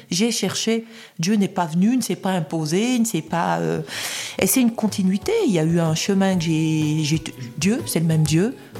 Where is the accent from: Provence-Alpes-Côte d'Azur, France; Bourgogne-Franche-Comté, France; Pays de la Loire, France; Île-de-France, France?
Bourgogne-Franche-Comté, France; Saint-Claude; à Saint-Claude, ville où je suis né, dans le Haut-Jura